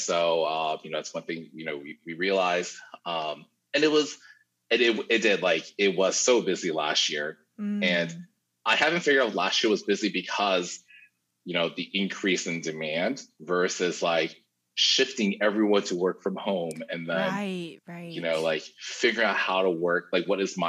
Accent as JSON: {"language": "English", "region": "Florida", "country": "United States", "tie": "born or raised there", "also_born_or_lived": "New York City, United States", "moved": "as an adult", "lives_now": "Singapore", "said": "I was born, I was raised up in Florida"}